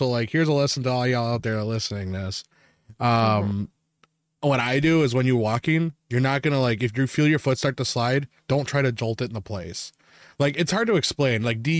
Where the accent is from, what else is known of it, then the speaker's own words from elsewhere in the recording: Wisconsin, United States; we're from Wisconsin, and like where we're at, we're used to our snowfalls.